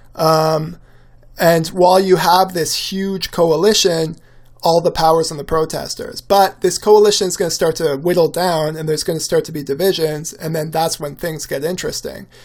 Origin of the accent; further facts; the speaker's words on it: Canada; as a Canadian